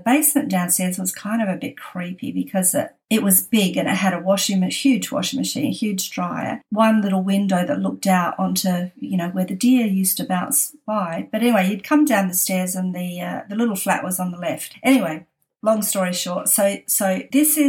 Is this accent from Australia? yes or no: yes; Australia; now in San Francisco, United States; we're that Australian family